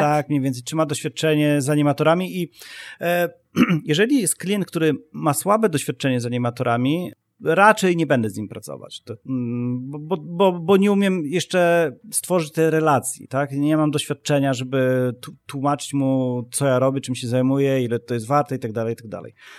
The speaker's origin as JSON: {"language": "Polish", "country": "Poland", "said": "ja ciągle patrzę jakby na świat z perspektywy e, Polaka"}